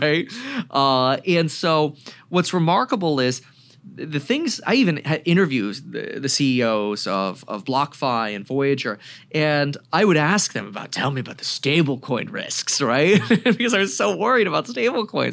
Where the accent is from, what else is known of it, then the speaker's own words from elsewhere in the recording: Broward County, Florida, United States; also born or lived in Germany; now in Ventura County, California, United States; I grew up in Broward County, Florida